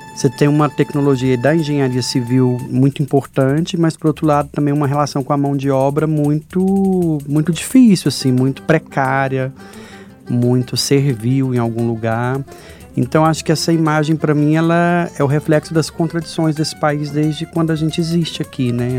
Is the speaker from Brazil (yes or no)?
yes; Jataí, Goiás, Brazil; de uma cidade de Jataí, no interior de Goiás, que pôde brincar na rua